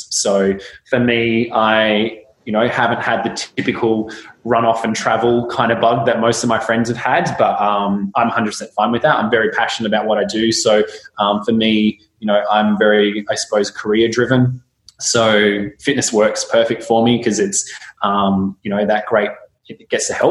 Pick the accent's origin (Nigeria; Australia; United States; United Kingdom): Australia; Kalgoorlie, Western Australia; now in Perth, Australia; I grew up in Kalgoorlie, so it's, you know, in WA, so I'm currently in Perth